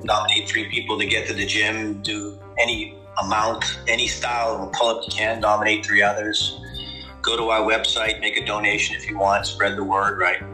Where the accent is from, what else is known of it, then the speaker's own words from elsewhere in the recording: Boston, Massachusetts, United States; now in Buffalo, United States; I'm originally from Boston, Massachusetts, and um, I currently reside with my family in Buffalo, New York.